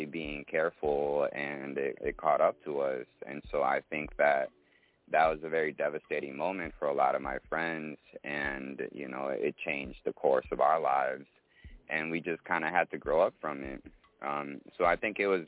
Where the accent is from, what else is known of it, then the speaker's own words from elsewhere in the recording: Colombia; also born or lived in Midwest, United States / Brazil; now in Long Beach, United States; Well, I'm from Colombia